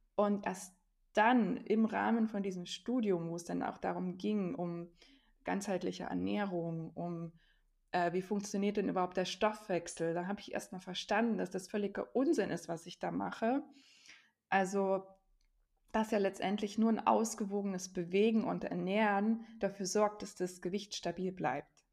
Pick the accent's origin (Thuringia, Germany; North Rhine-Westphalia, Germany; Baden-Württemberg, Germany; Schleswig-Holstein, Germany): Thuringia, Germany; also born or lived in near Stuttgart / near Jena; bin Thüringerin und lebe aber inzwischen an zwei Standorten, nämlich in der Nähe von Stuttgart auch, da wo mein Mann herkommt, und in der Nähe von Jena.